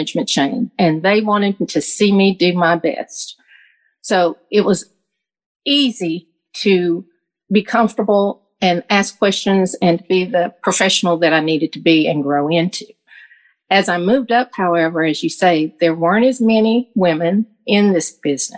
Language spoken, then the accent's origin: English; the South, United States; growing up in the South